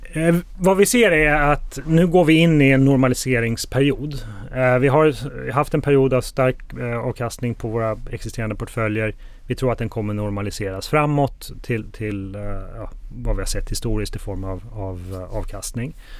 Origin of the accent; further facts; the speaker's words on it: Sweden; moved away as an adult; now in Spain; Jag är uppvuxen i Sverige men bor sedan eh, ett antal år utomlands och eh, jag bor i Spanien med min familj